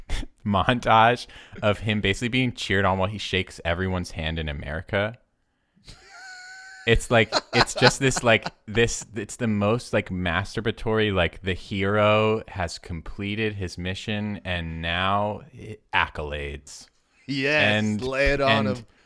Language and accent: English; United States; I, I am an American